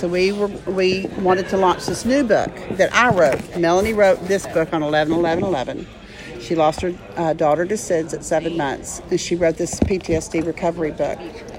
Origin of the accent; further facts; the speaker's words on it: Dallas, Texas, United States; now in San Antonio, United States; I'm from Dallas, but I'm in San Antonio.